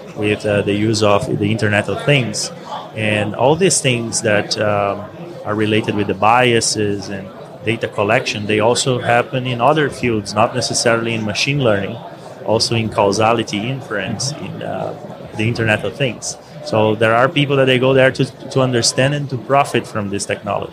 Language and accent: English; Brazil; moved away as an adult; also born or lived in Scotland; Originally, I'm from Brazil